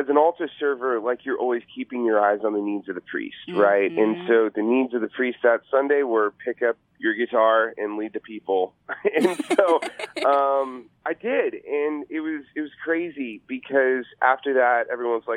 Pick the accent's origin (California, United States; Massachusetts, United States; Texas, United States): Texas, United States; Corpus Christi; I grew up in Corpus Christi, Texas